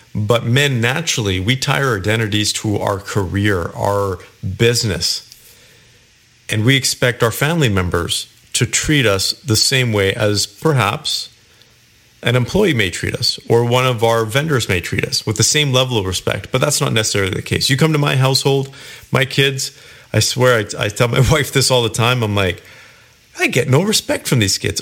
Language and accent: English; Kelowna, British Columbia, Canada; moved away; I went back to my hometown, Kelowna, British Columbia, several weeks ago.